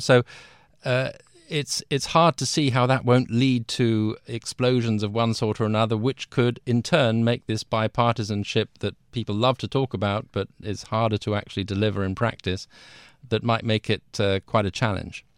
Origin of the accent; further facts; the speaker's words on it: London, United Kingdom; also born or lived in Washington; I'm British. I'm from London originally.